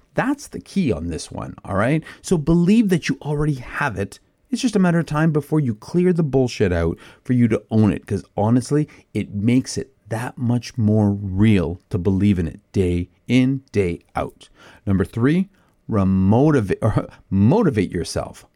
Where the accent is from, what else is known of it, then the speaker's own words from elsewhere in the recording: Canada; I'm a, I'm a Canadian who can't ice skate